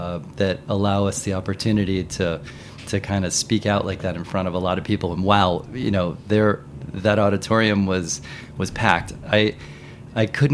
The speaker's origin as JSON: {"language": "English", "town": "Cincinnati", "region": "Ohio", "country": "United States", "tie": "born or raised there", "also_born_or_lived": "New York City / Tokyo / Paris", "moved": "as an adult", "said": "I grew up in Cincinnati."}